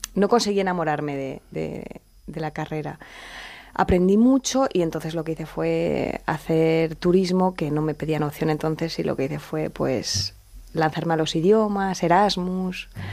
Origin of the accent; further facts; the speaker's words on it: Elche, Valencian Community, Spain; moved away as an adult; now in Madrid, Spain; yo soy de Elche y era de ciencias puras